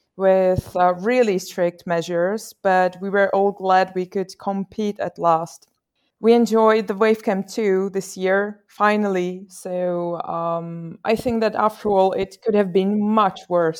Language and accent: English; Czechia; I'm from the Czech Republic